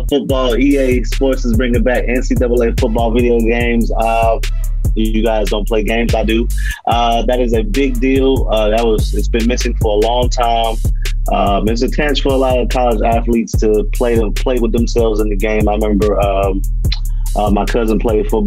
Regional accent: West Palm Beach, Florida, United States; also born or lived in Tampa; I'm originally from West Palm Beach, but I spend a lot of my time in Tampa

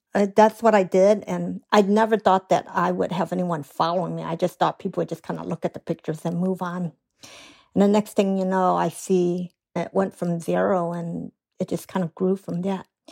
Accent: Chicago, Illinois, United States; now in San Francisco, United States; I did grow up in Chicago, Chinatown

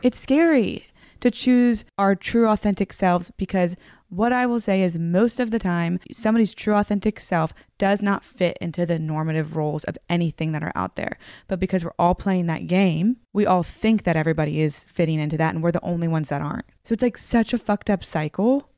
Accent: the South, United States; I grew up in the South, very sheltered one

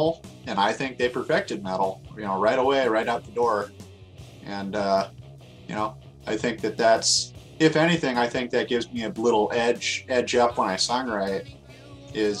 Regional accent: Ventura County, California, United States; also born or lived in Pomona, California / San Dimas, California / Orange County, California; I grew up in Ventura County

